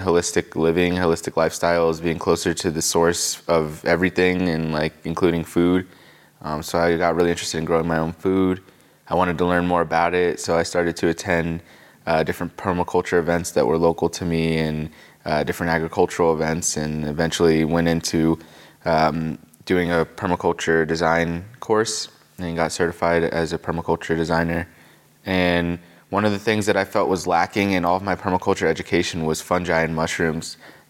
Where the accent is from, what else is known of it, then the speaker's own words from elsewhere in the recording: Pennsylvania, United States; now in Asheville, United States; Pennsylvania is where I really lived for most of my time, and so I would really say I'm from Pennsylvania. And I moved down here from Harrisburg, Pennsylvania.